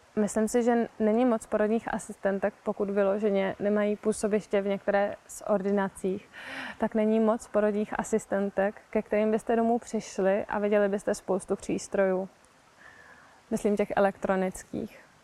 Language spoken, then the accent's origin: Czech; Prague, Czechia; já třeba konkrétně pocházím z Prahy